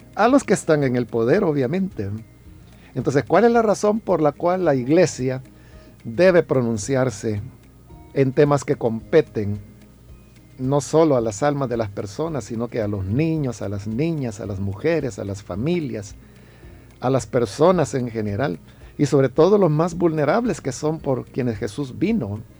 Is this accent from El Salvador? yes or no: yes; El Salvador; somos los salvadoreños